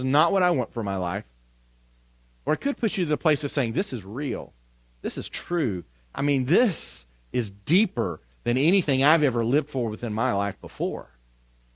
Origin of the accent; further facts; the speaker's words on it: United States; as American Christians